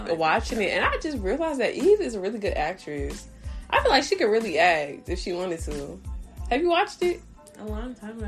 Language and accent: English; Louisiana, United States; I'm from Louisiana